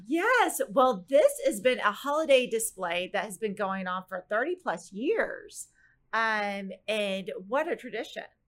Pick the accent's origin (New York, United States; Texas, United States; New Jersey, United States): Texas, United States; Plano; growing up in Plano